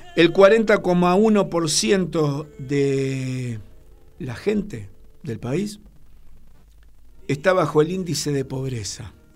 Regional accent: Argentina

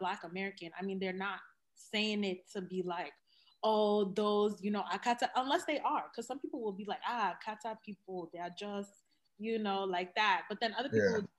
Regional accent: Cameroon; I'm from Cameroon

